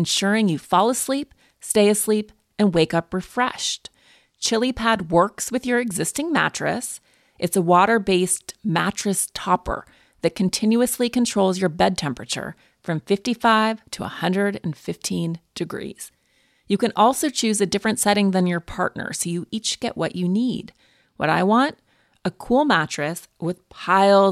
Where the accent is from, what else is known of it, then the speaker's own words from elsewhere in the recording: Montana, United States; I'm from Montana